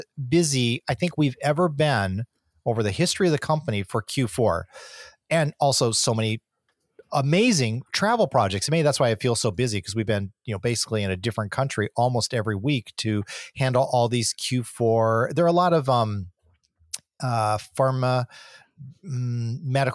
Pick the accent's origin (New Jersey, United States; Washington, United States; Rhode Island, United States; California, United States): California, United States; San Diego; I am from San Diego.